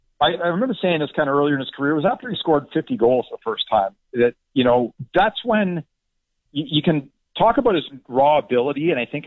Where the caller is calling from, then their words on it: New Jersey, United States; I'm in New Jersey, and I'm not even from Toronto.